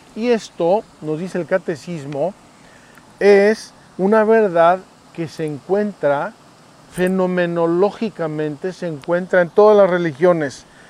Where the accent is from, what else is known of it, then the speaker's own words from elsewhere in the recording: Mexico; yo soy mexicano